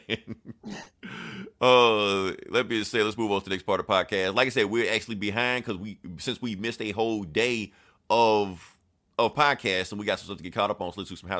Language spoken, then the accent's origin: English; the South, United States; we're from the South. We've never seen this much snow before.